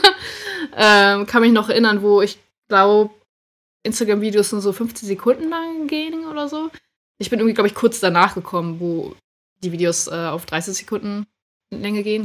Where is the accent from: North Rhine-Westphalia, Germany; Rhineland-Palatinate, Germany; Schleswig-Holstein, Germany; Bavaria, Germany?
Schleswig-Holstein, Germany; moved away as an adult; now in Hamburg, Germany; wohne zurzeit in Hamburg und ab und zu auch mal in Schleswig-Holstein, wo ich aufgewachsen bin